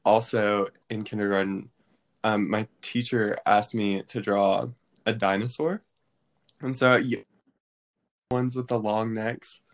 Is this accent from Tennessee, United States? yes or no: yes; Maryville, Tennessee, United States; I'm from Maryville, Tennessee, which is right near Knoxville